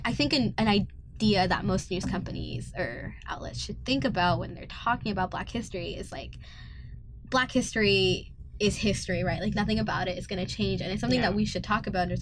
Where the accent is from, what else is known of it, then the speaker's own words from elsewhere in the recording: United States; now in Canada; I'm also from the States